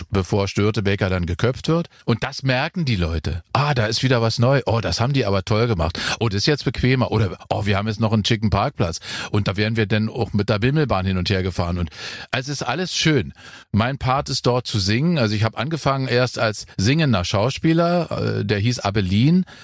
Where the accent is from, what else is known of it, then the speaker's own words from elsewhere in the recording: Germany; ich komme aus der DDR.